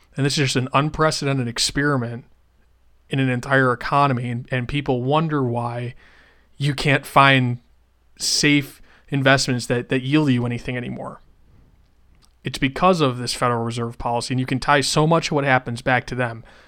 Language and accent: English; Western New York, United States; moved away; Where I grew up in Western New York